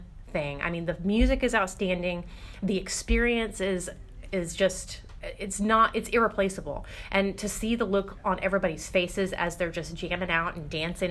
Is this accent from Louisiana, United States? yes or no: no; Texas, United States; now in Florida, United States; I was originally from Texas.